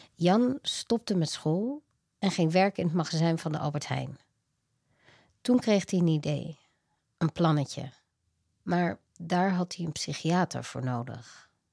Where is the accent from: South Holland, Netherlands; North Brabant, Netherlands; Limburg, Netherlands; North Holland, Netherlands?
North Brabant, Netherlands; Veldhoven; moved away; also born or lived in Amsterdam; Ik ben opgegroeid in Beeldhoven